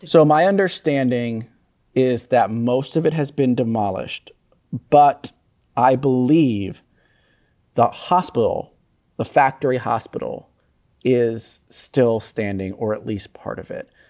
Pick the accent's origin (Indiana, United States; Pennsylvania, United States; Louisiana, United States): Pennsylvania, United States; Philadelphia; as a Philadelphian